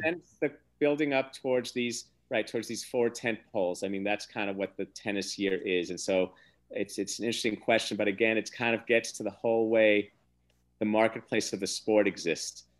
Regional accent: United States; as an American

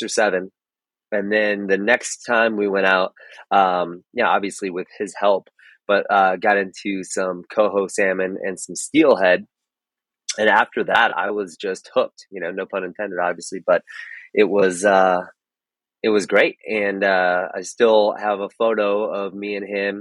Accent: Chicago, Illinois, United States; moved away; I'm originally from Chicago

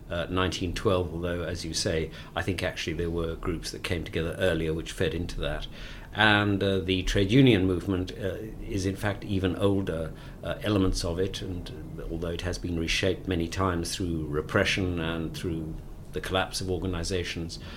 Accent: Cape Town, Western Cape, South Africa; also born or lived in Johannesburg; I am a South African. I was born in Cape Town, uh, sadly, an extremely long time ago, in 1950 and grew up there, spent the most formative years, of course, living under apartheid. And I was in Johannesburg during the Soweto Uprising in 1976

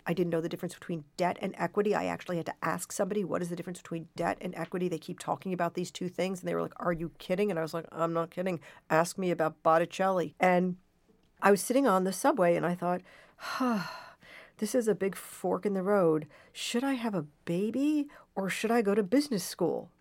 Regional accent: Portland, Oregon, United States; I was born in Portland, Oregon, and, and I was raised by two marvelous hippies

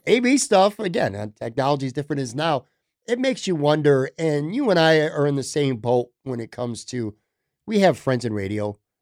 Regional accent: Buffalo, New York, United States; coming back to my hometown

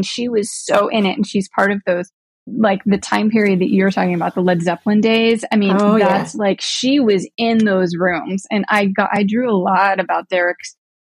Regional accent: Pittsburgh, Pennsylvania, United States; even though it's not coming home because I'm originally from Pittsburgh. It feels like home on a soul level.

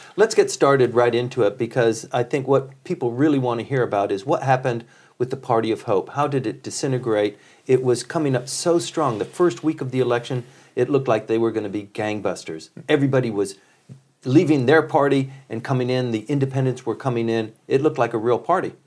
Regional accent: United States; now in Japan; I'm an American and trained in in Ameri- the American political thought

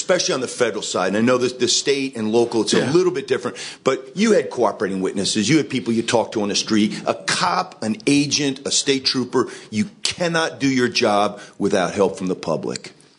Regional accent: Deep South, United States; now in New York, United States; I mean, I grew up in the Deep South. You can't tell from my accent because I spent most of my life in New York and working in New York City.

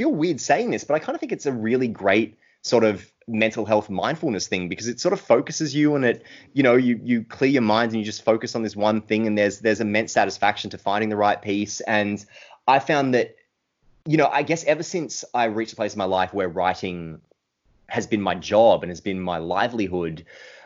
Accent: Australia; grew up in a small country town that was very similar to Wirrawee, the town depicted in those books

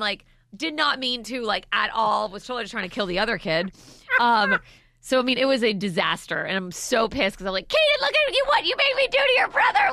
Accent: Maryland, United States; moved away; I'm from Maryland

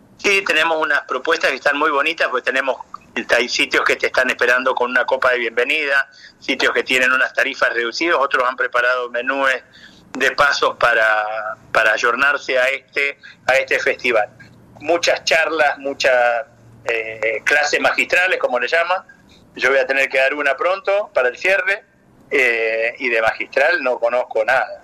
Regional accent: San Juan, Argentina; now in Ushuaia, Argentina; Yo soy nacido en San Juan.

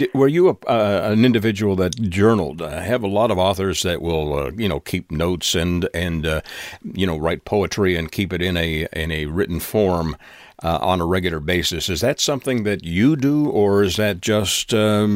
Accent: Canada; I was born in Canada

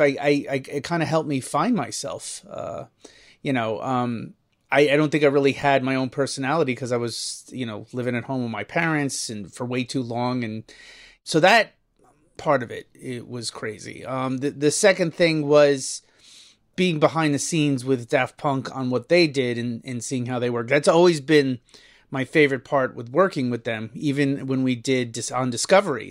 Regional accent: New Jersey, United States; moved away as an adult; I grew up in New Jersey. I never really thought I'd be leaving New Jersey

